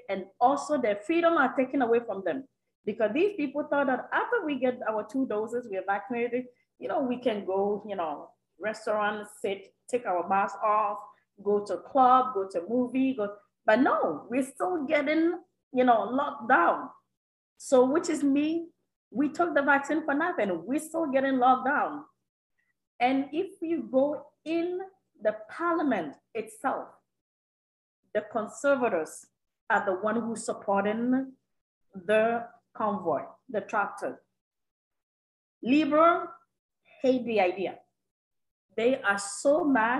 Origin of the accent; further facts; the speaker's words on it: Canada; as a Canadian